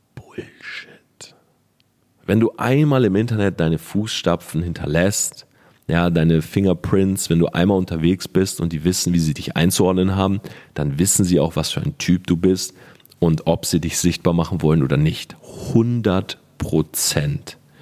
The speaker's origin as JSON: {"language": "German", "town": "Delmhorst", "region": "Lower Saxony", "country": "Germany", "tie": "born or raised there", "said": "ich bin zwölf oder dreizehn, wie gesagt, ich weiß nicht mehr genau, komme aus Delmhorst, ich bin Schüler"}